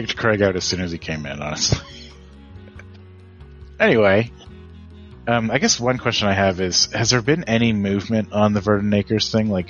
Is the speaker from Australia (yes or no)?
no; Canada; I'm a Canadian.